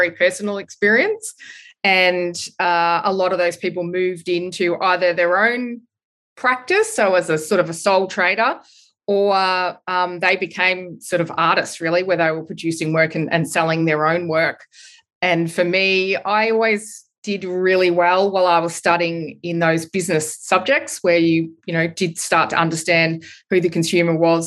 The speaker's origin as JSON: {"language": "English", "country": "Australia", "also_born_or_lived": "London", "moved": "as an adult", "said": "find a job as an Australian"}